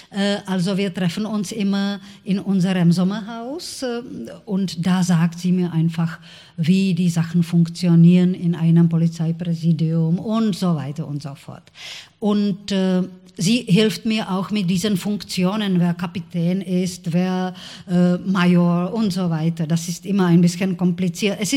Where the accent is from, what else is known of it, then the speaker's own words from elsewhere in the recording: Prague, Czechia; also born or lived in Olomouc; Ich bin nicht in Prag geboren. Ich bin in Olmütz, äh